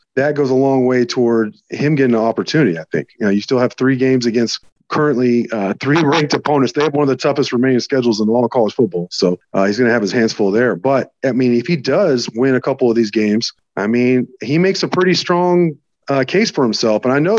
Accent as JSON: {"language": "English", "area": "Dallas–Fort Worth Metroplex", "region": "Texas", "country": "United States", "lives_now": "Lubbock, United States", "said": "I'm from the Metroplex"}